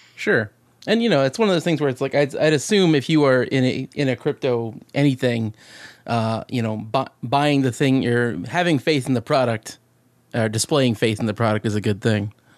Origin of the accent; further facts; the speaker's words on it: Alaska, United States; I'm from Alaska